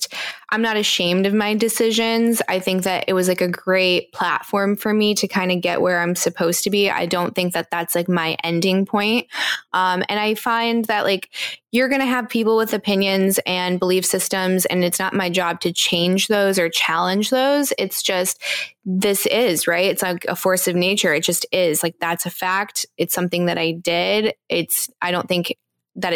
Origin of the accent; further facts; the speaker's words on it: East Coast, United States; I grew up on the East Coast